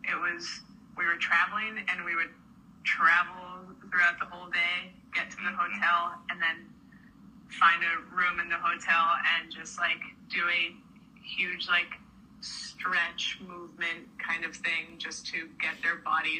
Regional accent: La Paz, Bolivia; moved away as an adult; now in Connecticut, United States; So I was born and raised in Bolivia, and I moved to Connecticut to go to college.

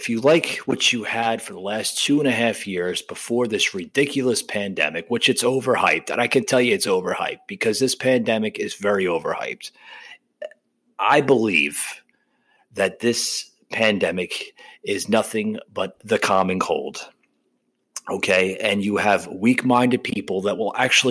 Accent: New Jersey, United States; I was born and raised in New Jersey

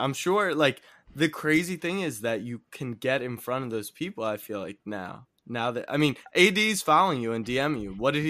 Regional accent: Baltimore, Maryland, United States; I'm from Baltimore.

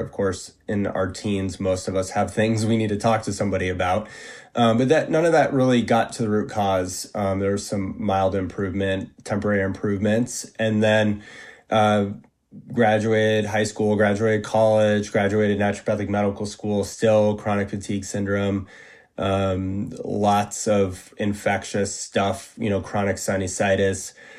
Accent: New England, United States; also born or lived in Massachusetts; I grew up in Northern New England and went to high school in Massachusetts and, in the late 90s and early 2000s.

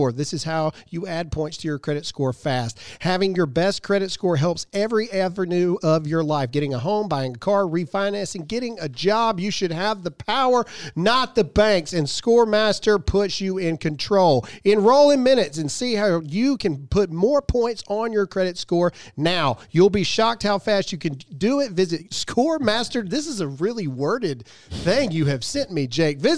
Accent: Mississippi, United States; I'm from Mississippi.

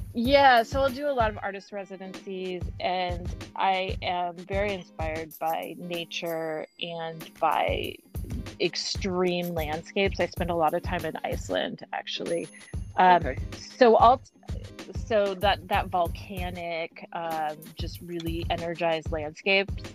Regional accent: Eugene, Oregon, United States; also born or lived in Portland, Oregon; now in Seattle, United States; I grew up in a town uh, called Eugene.

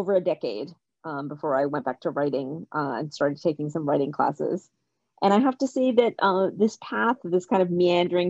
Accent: Kentucky, United States; moved away as an adult; also born or lived in India / Boston area; now in Boston, United States; I was born in India. I immigrated to the U.S. as a baby. I grew up in Kentucky, not far from where you are. And then I moved to the Boston area for college, and I've been here ever since.

